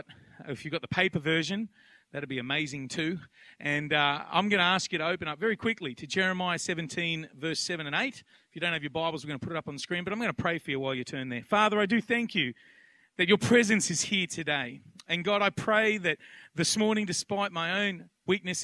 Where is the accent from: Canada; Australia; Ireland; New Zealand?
Australia; Penrith, New South Wales; also born or lived in Blacktown; I grew up out in Penrith and Blacktown